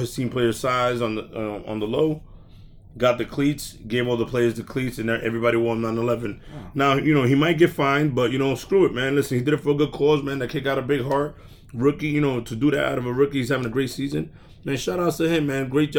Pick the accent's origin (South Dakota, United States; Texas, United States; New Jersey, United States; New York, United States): New York, United States; New York City; I'm from Brooklyn.